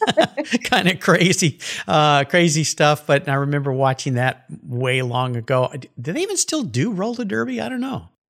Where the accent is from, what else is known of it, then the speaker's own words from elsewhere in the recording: San Diego, California, United States; I grew up in Southern California, south of you, down in San Diego